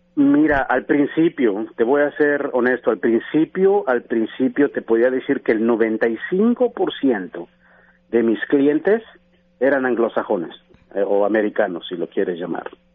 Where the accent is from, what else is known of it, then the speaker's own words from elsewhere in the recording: Mexico City, Mexico; moved away as an adult; now in United States; yo soy originario de la Ciudad de México, mi mamá es originaria de, Oaxaca y mi papá es originario de Guanajuato. Yo nazco en México, eh, voy a la escuela, me graduó